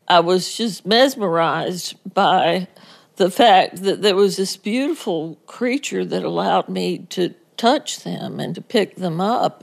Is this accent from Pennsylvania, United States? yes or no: no; New Jersey, United States; I grew up in New Jersey